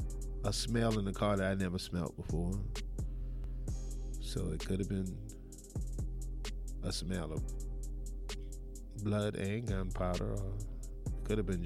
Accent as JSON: {"language": "English", "region": "the South", "country": "United States", "said": "I was actually the person who was always fearful of guns simply because I'm from the South"}